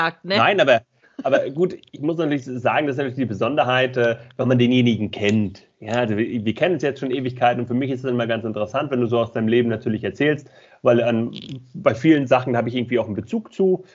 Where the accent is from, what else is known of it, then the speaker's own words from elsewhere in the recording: Mecklenburg-Vorpommern, Germany; moved away as an adult; also born or lived in Baden-Württemberg; now in near Stuttgart, Germany; ich komm ursprünglich aus Mecklenburg-Vorpommern